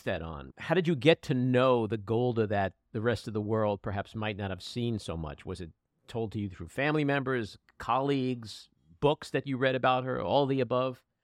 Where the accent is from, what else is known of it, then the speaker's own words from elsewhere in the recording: United States; as an American